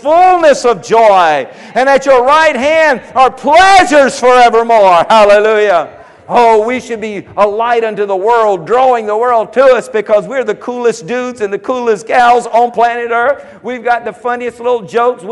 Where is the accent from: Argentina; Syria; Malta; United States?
United States; Andrews, South Carolina; I'm from Andrews, South Carolina